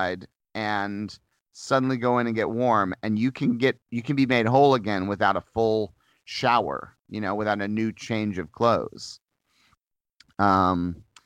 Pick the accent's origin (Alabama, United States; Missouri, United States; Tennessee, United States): Missouri, United States; moved away; I grew up in Missouri, and I have harsh winters and harsh summers